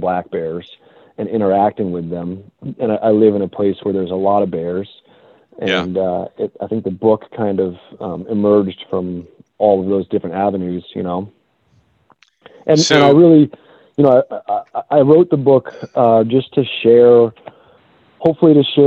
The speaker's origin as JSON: {"language": "English", "town": "Boston", "region": "Massachusetts", "country": "United States", "tie": "born or raised there", "moved": "yes", "lives_now": "California, United States", "said": "I actually grew up in the middle of the city in Boston"}